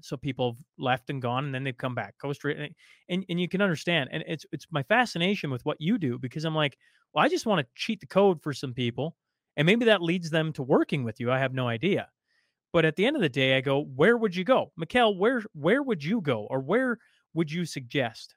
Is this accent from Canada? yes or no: yes; Canada; as a Canadian